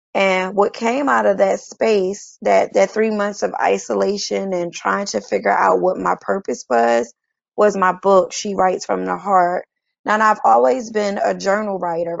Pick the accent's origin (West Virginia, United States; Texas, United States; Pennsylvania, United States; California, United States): Pennsylvania, United States; Chester; moved away as an adult; now in Atlanta, United States; I am from Philadelphia, Pennsylvania. Well, a little city outside of Philadelphia. And the name of that city is Chester, Pennsylvania and I have been in Atlanta now for the past two years.